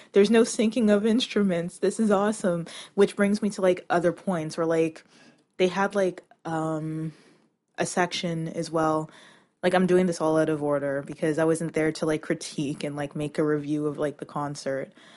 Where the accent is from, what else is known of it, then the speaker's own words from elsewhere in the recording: Toronto, Ontario, Canada; I'm from Canada